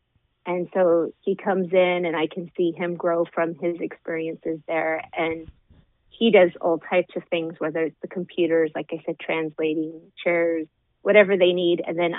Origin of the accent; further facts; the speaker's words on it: Ukiah, California, United States; I grew up in Ukiah. I grew up in this county.